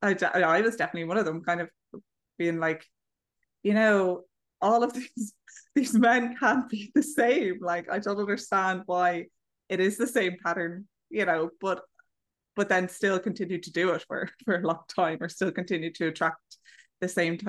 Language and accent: English; Ireland; now in Malaga, Spain; I'm Irish, but I'm actually living in Spain, in the south of Spain near Malaga